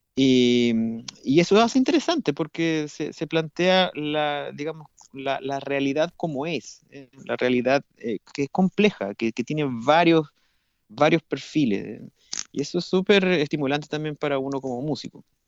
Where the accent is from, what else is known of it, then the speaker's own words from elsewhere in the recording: Santiago, Santiago Metropolitan Region, Chile; moved away as an adult; now in Brazil; yo, yo, nací en Santiago de, de Chile